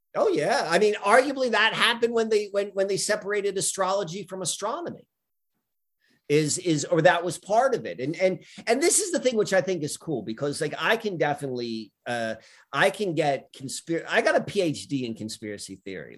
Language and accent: English; Columbia, Maryland, United States; growing up in Columbia, Maryland in the beginning